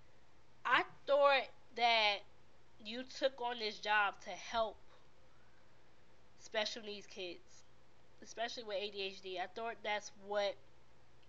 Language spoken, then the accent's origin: English; New York City, New York, United States; moved away; I am from Brooklyn, New York